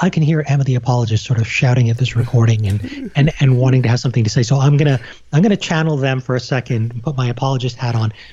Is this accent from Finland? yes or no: no; Canada; also born or lived in United Kingdom; all my formative years were in Canada.